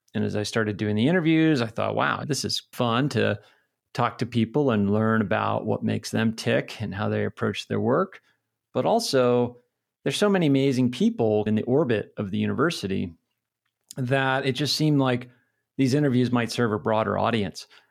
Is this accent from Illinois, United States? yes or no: no; New Hampshire, United States; moved away as an adult; also born or lived in Pennsylvania / California / Philadelphia / Connecticut; now in Missoula, United States; I grew up in New Hampshire